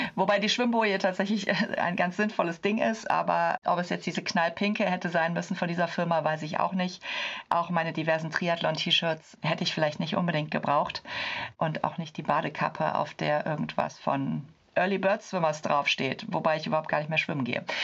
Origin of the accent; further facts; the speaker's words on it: Cologne, North Rhine-Westphalia, Germany; ich komme aus Köln